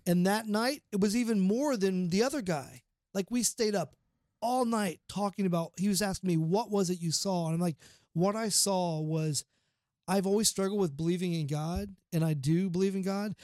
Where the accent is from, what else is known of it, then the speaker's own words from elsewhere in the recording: Portsmouth, Ohio, United States; Portsmouth, Ohio. It's my hometown